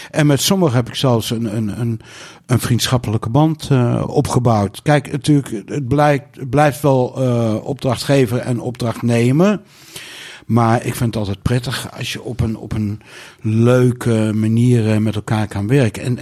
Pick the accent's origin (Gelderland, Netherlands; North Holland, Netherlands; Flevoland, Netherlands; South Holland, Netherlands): Gelderland, Netherlands; Nijkerk; Nou, ik kom uit Nijkerk en ik ken allemaal mensen die in de vis zitten.